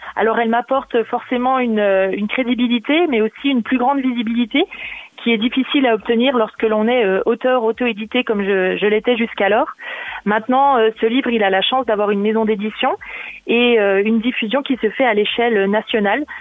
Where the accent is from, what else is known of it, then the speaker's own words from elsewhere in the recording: Vosges, Grand Est, France; moved away as an adult; now in Burgundy, France; je suis originaire des Vosges